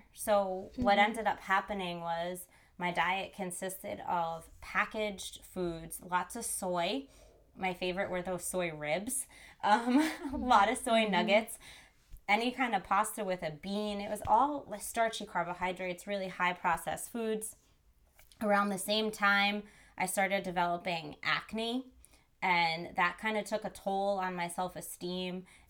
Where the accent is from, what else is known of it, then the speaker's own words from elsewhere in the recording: New Jersey, United States; also born or lived in New York City; I grew up in New Jersey and I am back in New Jersey after being in New York City for like 12 plus years.